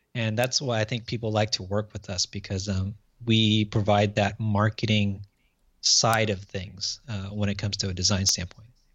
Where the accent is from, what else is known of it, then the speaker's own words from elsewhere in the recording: Orange County, Southern California, United States; from Orange County, Southern California, uh, born and raised here